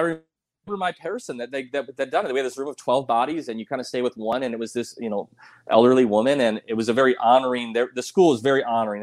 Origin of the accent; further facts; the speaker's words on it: South Dakota, United States; moved away; also born or lived in Colorado Springs; I'm from South Dakota originally.